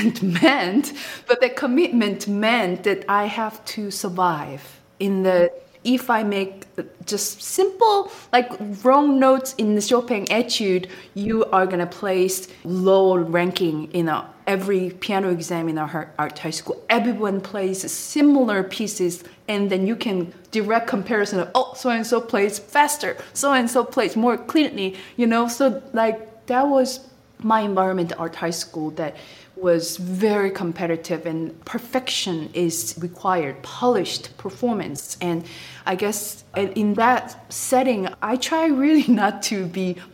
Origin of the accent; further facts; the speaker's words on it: Busan, South Korea; English is a second language; moved away as an adult; staying in Busan, which is my hometown